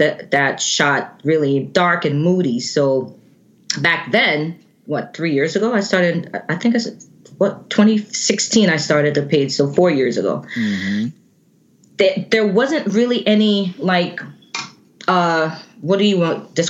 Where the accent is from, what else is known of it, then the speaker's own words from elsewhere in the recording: Jamaica; now in United States; Born and raised in Jamaica.